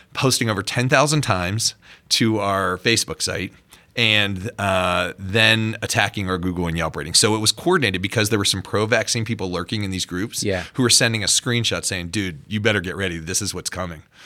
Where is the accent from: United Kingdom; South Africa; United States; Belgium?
United States; Pittsburgh, Pennsylvania; pediatrician, born and raised in Pittsburgh, stayed there